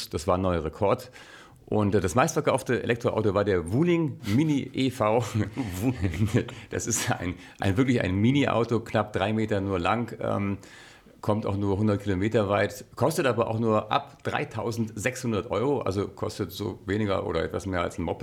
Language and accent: German; Germany; ich bin ja hier in Deutschland aufgewachsen, wir haben sowas nicht.